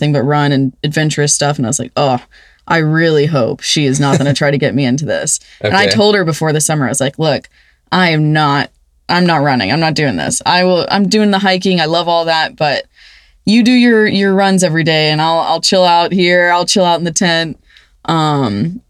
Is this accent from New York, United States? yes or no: no; Cypress, Texas, United States; I am from Houston, Texas, the dirty Sipe. Oh, God, that's horrible. But yeah, Cypress, Texas, actually. So I grew up in just the city suburbs